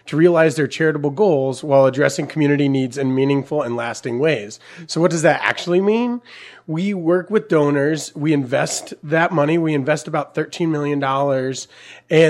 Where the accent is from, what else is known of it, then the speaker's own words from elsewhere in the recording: Pittsboro, Hendricks County area, Indiana, United States; This community is my home. I grew up in Pittsburgh